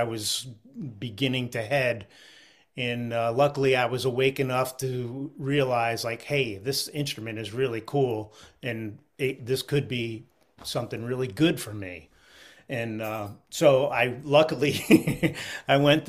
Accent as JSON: {"language": "English", "town": "Philadelphia", "region": "Pennsylvania", "country": "United States", "tie": "born or raised there", "moved": "yes", "lives_now": "Vermont, United States"}